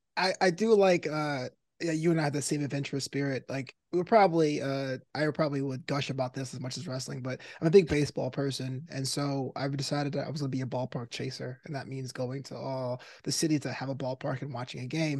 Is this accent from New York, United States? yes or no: yes; New York City, New York, United States; moved away as an adult; also born or lived in Florida; now in Los Angeles, United States; growing up, I was in Brooklyn